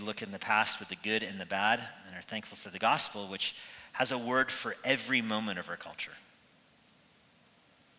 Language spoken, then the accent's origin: English; United States; our own country, for the United States